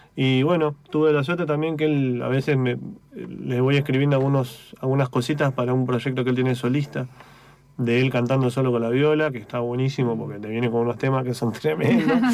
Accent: Neuquén, Argentina; moved away as an adult; also born or lived in Tierra del Fuego; now in Buenos Aires, Argentina; Nacido en Tierra del Fuego, criado en Neuquén. Ok. Desde los 9 años viví en Neuquén

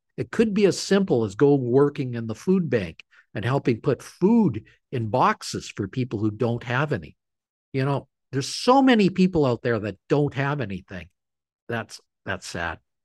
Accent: Canada; I'm a Canadian.

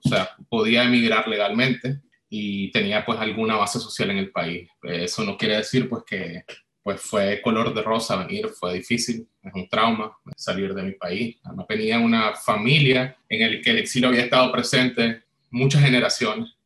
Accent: Nicaragua; moved away as an adult; now in Chile; Yo salí de Nicaragua en febrero del 2019

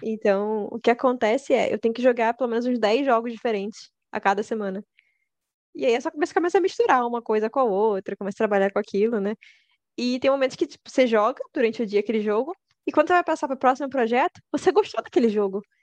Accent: Rio de Janeiro, Brazil; E eu sou do Rio de Janeiro.

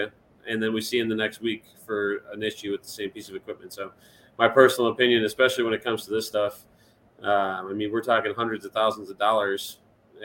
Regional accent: Chicago, Illinois, United States; moved away as an adult; also born or lived in Europe; now in Indianapolis, United States; born and raised in Chicago, live in Indianapolis now or outside of it

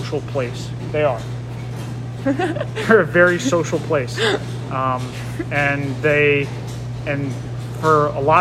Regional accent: Watertown, Connecticut, United States; I grew up in, I guess by Rye standards, kind of the middle of nowhere. like Watertown, Connecticut

